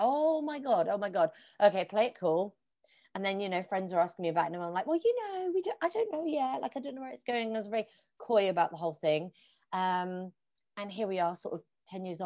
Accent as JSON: {"language": "English", "town": "Plymouth", "region": "South West England", "country": "United Kingdom", "tie": "born or raised there", "moved": "as an adult", "lives_now": "London, United Kingdom", "said": "I'm going to move back to my hometown, which is in Plymouth, which is on the southwest coast of England."}